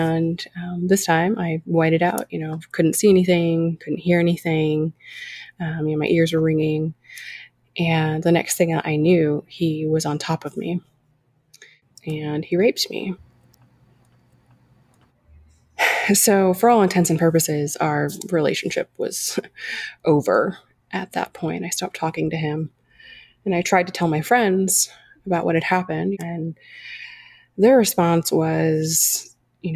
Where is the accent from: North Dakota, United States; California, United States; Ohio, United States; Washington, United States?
California, United States; I grew up in California, granddaughter of immigrants